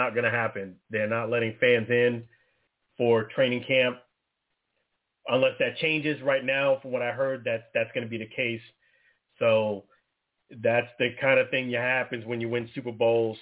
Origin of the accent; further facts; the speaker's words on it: Tampa Bay area, Florida, United States; we're from the Tampa Bay area